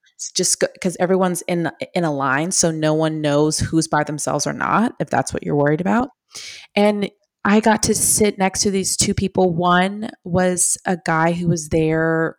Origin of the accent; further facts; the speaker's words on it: Long Island, New York, United States; I'm from Long Island